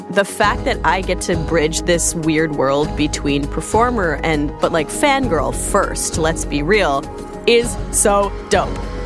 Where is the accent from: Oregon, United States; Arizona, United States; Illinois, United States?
Illinois, United States; Joliet; I grew up in Joliet, Illinois